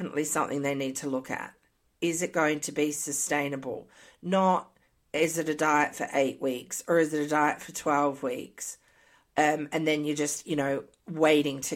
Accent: Australia; moved away as an adult; also born or lived in Canada; now in United States; I moved from Australia to Canada, my diet changed a lot

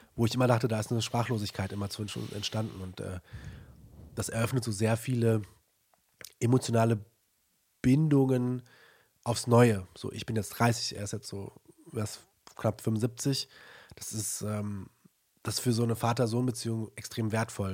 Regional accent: Germany; ich bin in Deutschland aufgewachsen

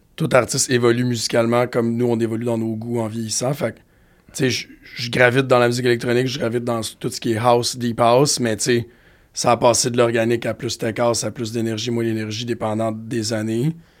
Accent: Montreal, Quebec, Canada; en tant que Montréalais

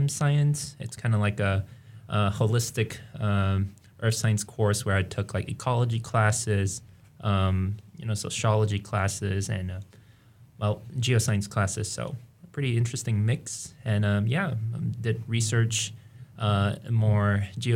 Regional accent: Singapore; moved away as an adult; now in Fairbanks, United States; I am originally from Singapore, and that's where I was born and raised

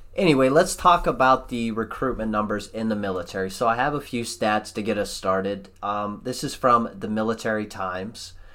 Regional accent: United States; as an American

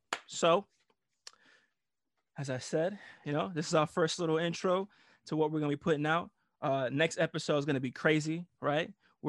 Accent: Italy; moved away; Cause I came from Italy, so I had like my little Euro, you know, my little mullet and shit.

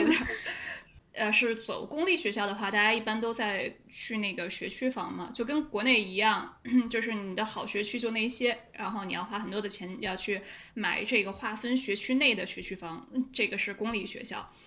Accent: Beijing, China; accent: Beijing accent; 我有北京腔

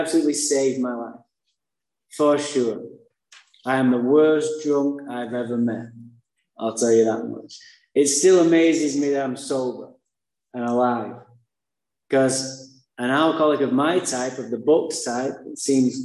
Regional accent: Manchester, North West England, United Kingdom; now in Santa Barbara, United States; I was born in Manchester, England. That's why I have a funny accent.

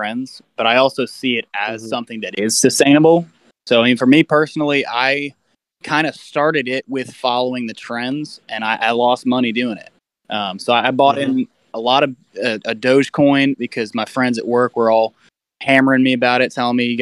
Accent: Tennessee, United States; also born or lived in College Station, Texas; now in Brentwood, United States; grew up in Tennessee as well, played middle school with Ethan

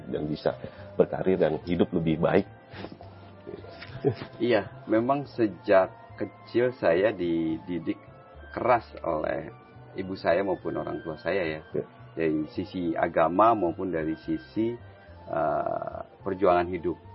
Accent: Jakarta, Indonesia; Saya besar di sana di Jakarta, ibu rumah tangga, bapak seorang supir taksi. Sehingga saya dididik dengan didikan Betawi ya.

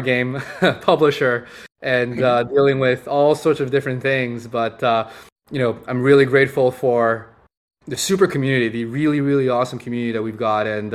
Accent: Montreal, Quebec, Canada; I grew up in Montreal, up in Canada

